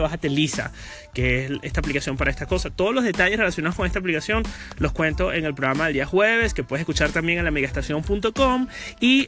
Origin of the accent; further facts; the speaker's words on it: Venezuela; now in Madrid, Spain; en mi país, Venezuela